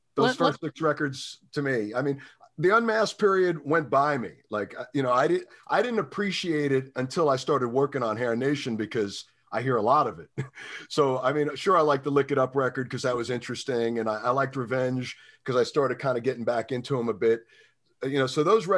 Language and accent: English; New York City, New York, United States; moved away; also born or lived in New Jersey; I never saw any of that stuff until I moved out of New York City.